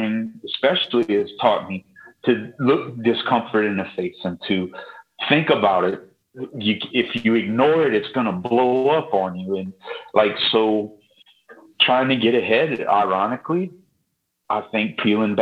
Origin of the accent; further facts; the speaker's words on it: Lafourche Parish, Louisiana, United States; I'm from Lafourche Parish